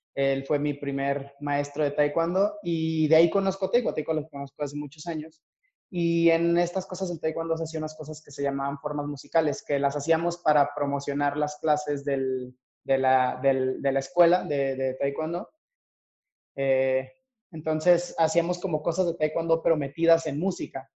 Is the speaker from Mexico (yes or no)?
yes; Torreón, Coahuila, Mexico; moved away as an adult; now in Mexico City, Mexico; yo soy originario de Torreón, Coahuila